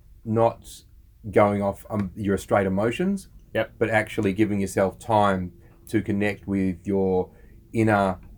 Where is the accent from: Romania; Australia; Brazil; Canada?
Australia; We're Aussie blokes, we're dads and we're entrepreneurs.